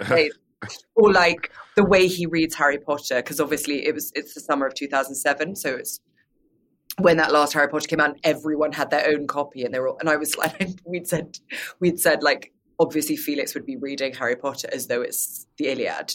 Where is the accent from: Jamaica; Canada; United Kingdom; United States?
United Kingdom; as a British person